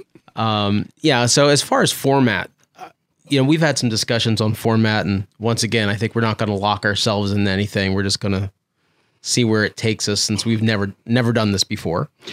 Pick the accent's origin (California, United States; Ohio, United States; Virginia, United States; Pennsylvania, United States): Pennsylvania, United States; also born or lived in Lancaster, Pennsylvania; we we're from Pennsylvania